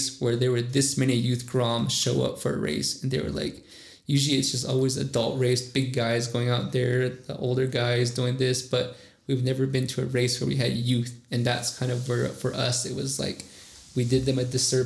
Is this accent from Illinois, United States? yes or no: no; Hard Rock, Arizona, United States; our community of Hard Rock